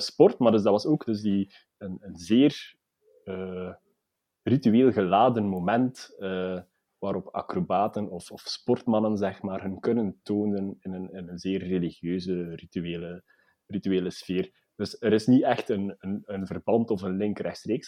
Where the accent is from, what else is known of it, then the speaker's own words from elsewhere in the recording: Belgium; wij als, als Belgen